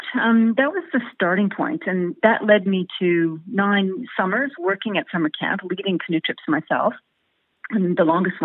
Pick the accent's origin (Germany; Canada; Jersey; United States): Canada; Winnipeg, Manitoba; born or raised there; moved away as an adult; also born or lived in Derby, England; now in Australia